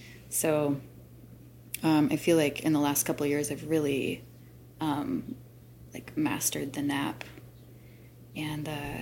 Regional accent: North Carolina, United States; also born or lived in Michigan / Illinois; I was born in Michigan, and we moved a lot. I grew up in North and South Carolina, then went to Illinois and back to Michigan for college.

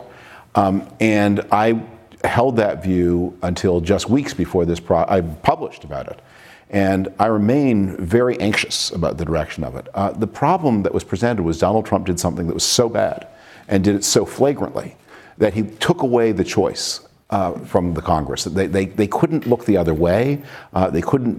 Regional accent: Toronto, Ontario, Canada; moved away; I grew up in Toronto that was a very pleasant Canadian city

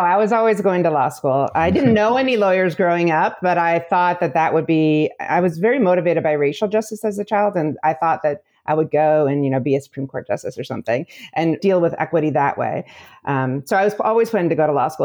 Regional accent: Illinois, United States; also born or lived in Michigan; I am from the Midwest. I grew up in Illinois

